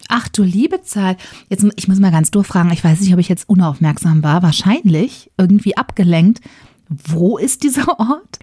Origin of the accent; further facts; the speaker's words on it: Ruhr area, North Rhine-Westphalia, Germany; moved away; Ich komme aus dem Ruhrgebiet.